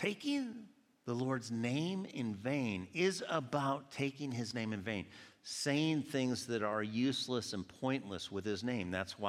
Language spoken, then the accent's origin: English; Georgia, United States; born there; I was born in Georgia, but I've been up here enough that I don't always say y'all.